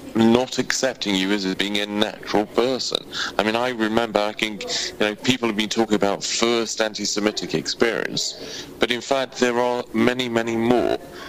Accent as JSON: {"language": "English", "country": "United Kingdom", "said": "why I am a British Jew."}